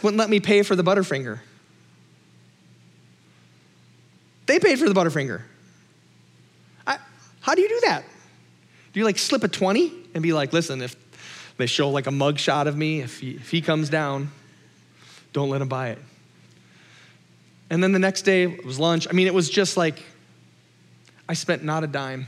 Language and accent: English; Minnesota, United States; I'm Minnesotan